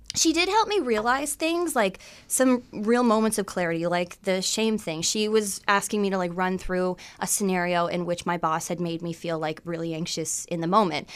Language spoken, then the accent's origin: English; McGregor, Ontario, Canada; I grew up in a trailer park, too.